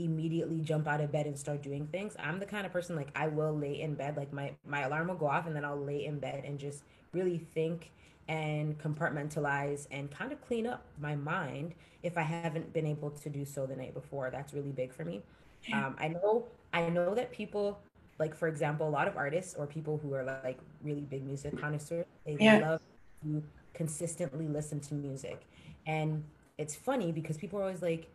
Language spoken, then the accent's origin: English; Jamaica; I'm Jamaican.